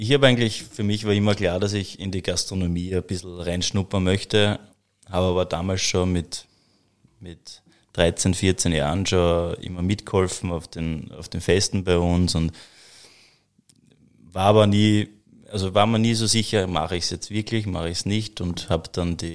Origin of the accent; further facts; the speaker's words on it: Hollabrunn, Lower Austria, Austria; Ja, also wir, wir haben, also wir sind aus Hollabrunn, äh, direkt eigentlich aus dem Herzen des Weinviertels.